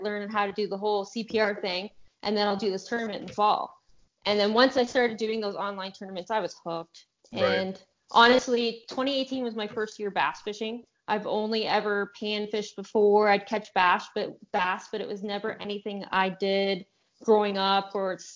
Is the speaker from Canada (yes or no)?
yes; Ontario, Canada; I'm from Canada, Ontario, Canada